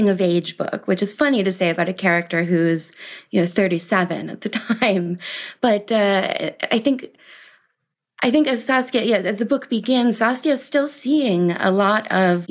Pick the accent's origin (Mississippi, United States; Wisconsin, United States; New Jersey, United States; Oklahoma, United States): Wisconsin, United States; Milwaukee; moved away as an adult; also born or lived in Providence / Paris / New York; I grew up in Milwaukee, Wisconsin